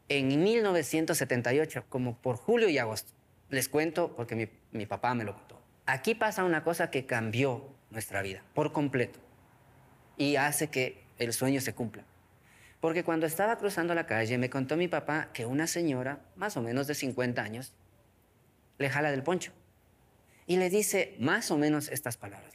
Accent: Chibuleo San Francisco, Tungurahua, Ecuador; first language Kichwa; Spanish is a second language; also born or lived in Ambato, Ecuador; Soy de Chibuleo, San Francisco. Es una comunidad hermosa, mágica, fenomenal, que está en las faldas del Carihuayrazo, es decir, como a unos 30 kilómetros de la ciudad de Ambato. Crecí como todo niño en el sector rural de la Sierra Central Andina de nuestro país.

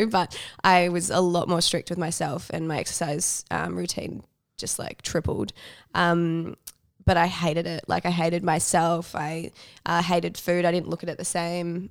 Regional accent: Melbourne, Victoria, Australia; also born or lived in New York; I grew up in Melbourne

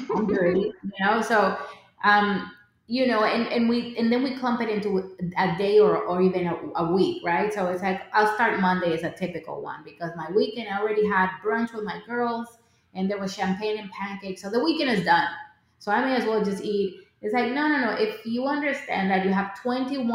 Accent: Dominican Republic; I grew up in the Dominican Republic

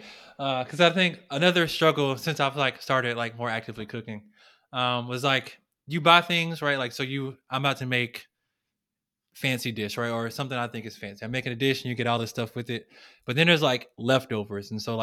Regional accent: the South, United States; So growing up in the South, we are used to our fried this, sodium filled that, high in fat this, right?

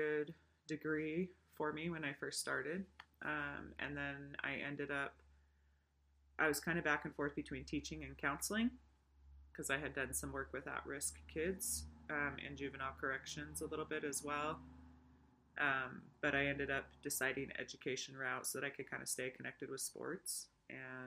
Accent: Washington, United States; moved away as an adult; also born or lived in Utah; now in Idaho, United States; I was born in Utah, but raised in Washington

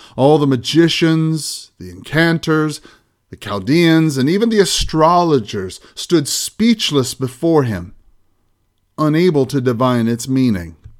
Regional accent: United States; as American Christians

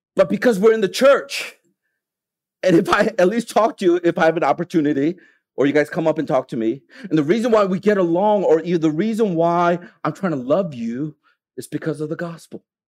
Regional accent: United States; now in Hong Kong; I'm from America

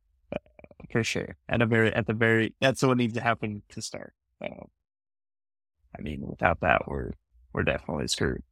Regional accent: United States; as an American

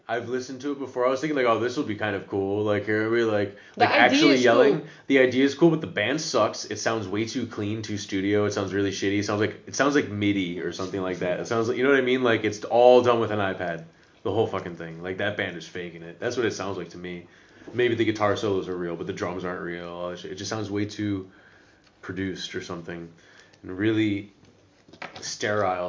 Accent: United States; moved away as an adult; now in Netherlands; Being an American

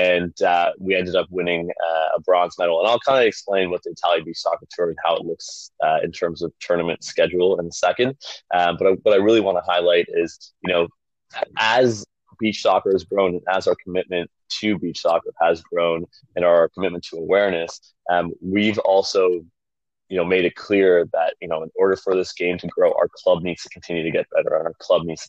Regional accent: Canada; I'm Canadian

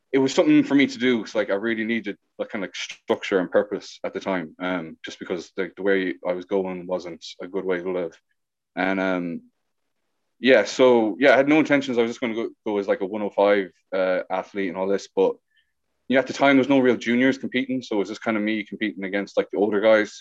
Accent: Ballina, Connacht, Ireland; now in Galway, Ireland; I'm from Ballina, County Mayo. I'm currently living in Galway

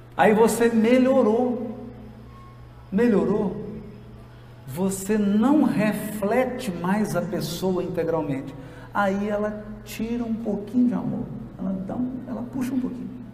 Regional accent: Jequitinhonha Valley, Minas Gerais, Brazil; lá na minha terra, lá no Vale do Jequitinhonha

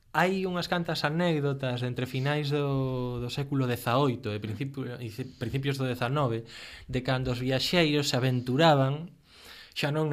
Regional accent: Lugo, Galicia, Spain; eu son de Lugo

